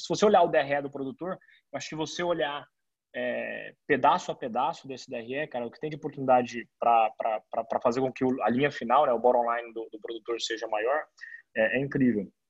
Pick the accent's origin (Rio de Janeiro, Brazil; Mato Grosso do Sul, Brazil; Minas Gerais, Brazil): Mato Grosso do Sul, Brazil; Campo Grande; now in São Paulo, Brazil; eu estou em São Paulo hoje, apesar de eu ser, eu sou de Campo Grande, da tá, Mato Grosso do Sul.